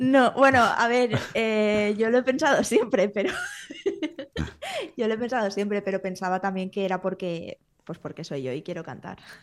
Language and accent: Spanish; Valencia, Valencian Community, Spain; moved away as an adult; now in Menorca, Spain; Yo me vine aquí a vivir a Menorca porque yo soy de Valencia